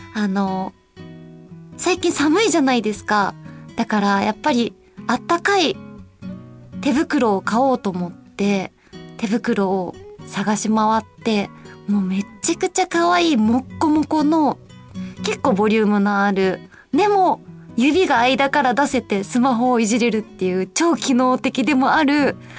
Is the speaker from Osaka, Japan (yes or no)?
yes; Osaka, Japan; 私の出身が大阪なんですけど